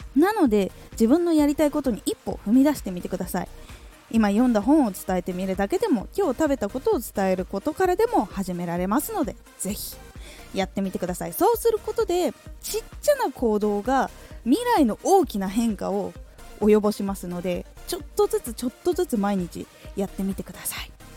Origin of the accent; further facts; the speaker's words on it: Aomori, Japan; 青森出身